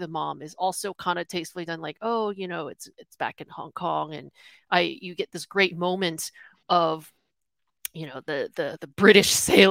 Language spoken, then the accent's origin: English; United States; I'm born American, had a comfy life